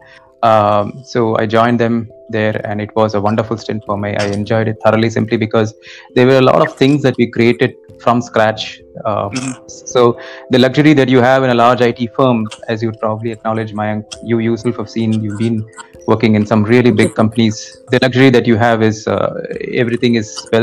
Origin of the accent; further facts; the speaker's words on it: Kolkata, West Bengal, India; moved away as an adult; also born or lived in Mumbai / Hyderabad / Chennai; I was born in Mumbai, brought up in Kolkata, did all my studies in Kolkata